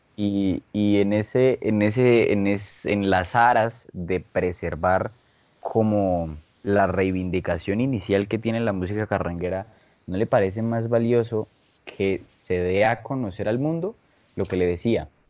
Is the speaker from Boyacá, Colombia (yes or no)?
yes; Boyacá, Colombia; todos aquí en este podcast somos boyacenses